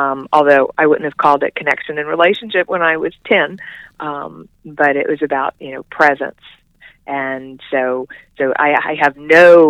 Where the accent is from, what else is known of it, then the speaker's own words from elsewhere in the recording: Central Florida, United States; moved away as an adult; now in Asheville, United States; I was born and raised in Central Florida